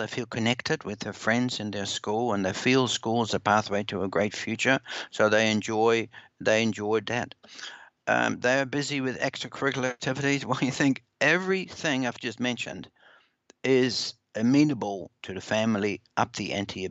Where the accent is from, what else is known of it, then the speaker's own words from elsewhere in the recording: Netherlands; now in New Zealand; I'm originally from the Netherlands, so I go back there a lot.